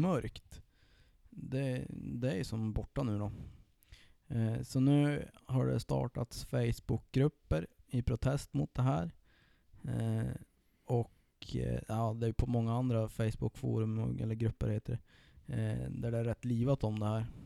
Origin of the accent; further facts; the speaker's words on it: Sollefteå, Västernorrland County, Sweden; min hemkommun